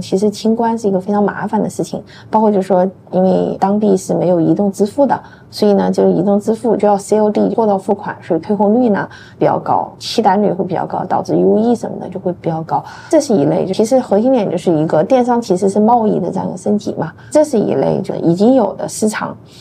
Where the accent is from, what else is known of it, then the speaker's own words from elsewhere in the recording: China; 我们是来自于中国